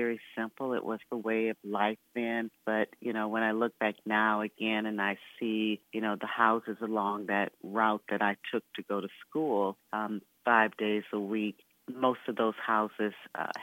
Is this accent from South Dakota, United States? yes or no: no; Flint, Michigan, United States; now in Washington, D.C., United States; I grew up in Flint, Michigan, went to elementary school, high school